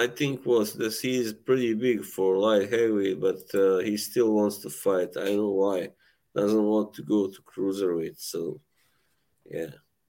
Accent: Bosnia & Herzegovina; I'm from Bosnia, Herzegovina. As my kind of nickname kind of alludes

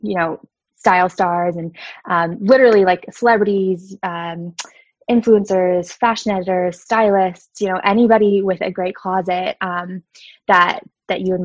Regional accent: Allentown, Pennsylvania, United States; moved away as an adult; also born or lived in New York City; now in New York, United States; I grew up in Lehigh Valley in Allentown, Pennsylvania.

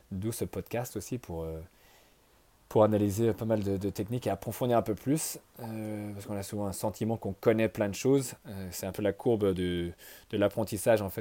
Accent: France; on se dit tous au début, ouais, je suis français, je connais les Bordeaux, les Bourgognes

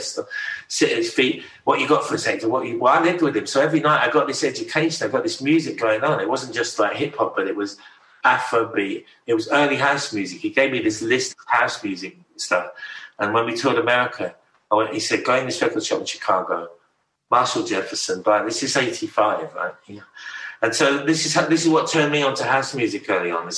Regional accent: King's Lynn, East of England, United Kingdom; moved away as an adult; also born or lived in Haddington, East Lothian, Scotland / Australia; I spent most of my teenage years before my mom and my youth before I went to live in Australia in King's Lynn

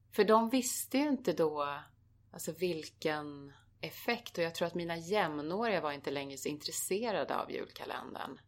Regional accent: Arboga, Västmanland, Sweden; moved away; also born or lived in Köping; jag föddes i Köping för det fanns bara lasarett där. Men det är Arboga som var min, liksom mina första år mm. där jag bodde och levde med mina föräldrar.

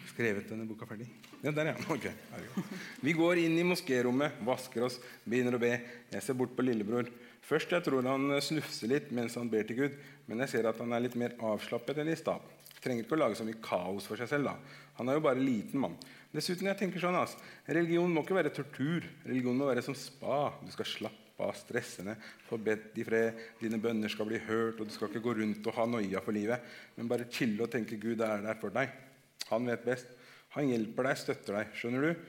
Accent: Oslo, Norway; Så hvis noen hadde spurt meg hvor jeg kom fra, jeg hadde sagt rett ut jeg er fra Oslo. Jeg er oslosk.

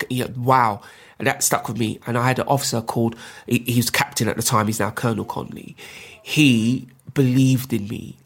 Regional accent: London, United Kingdom; I'm a Londoner, I was born and raised here.

